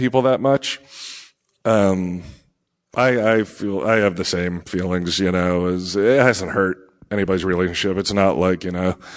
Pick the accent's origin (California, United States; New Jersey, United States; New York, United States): New Jersey, United States